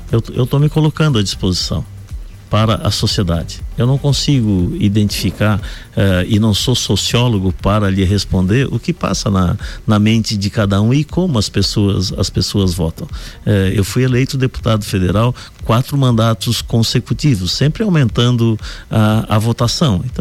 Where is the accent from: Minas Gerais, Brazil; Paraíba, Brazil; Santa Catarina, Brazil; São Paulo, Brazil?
Santa Catarina, Brazil; born there; Eu já nasci em Santa Catarina, por isso o nome de … né, em homenagem a Santa Catarina.